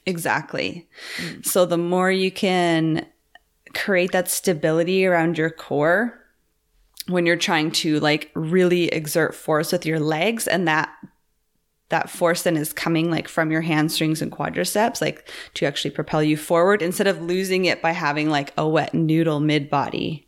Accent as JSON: {"language": "English", "town": "Campbell River", "region": "British Columbia", "country": "Canada", "tie": "born or raised there", "moved": "yes", "said": "my hometown, Campbell River"}